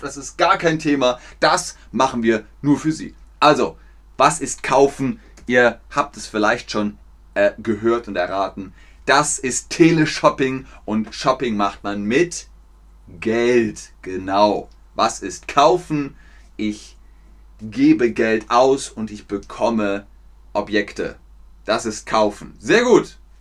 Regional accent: Germany; Meine Heimat ist Deutschland.

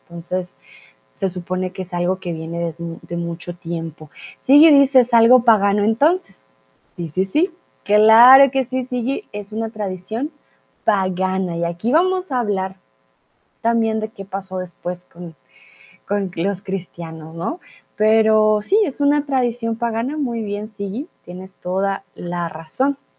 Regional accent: Colombia; now in Germany; soy tutora de español aquí en Chatterbox, soy de Colombia

